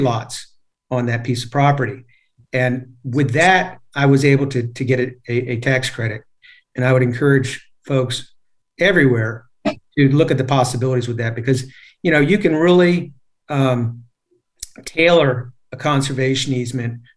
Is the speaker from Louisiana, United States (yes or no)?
no; Annandale, Virginia, United States; I grew up in Fairfax County also over in the Annandale area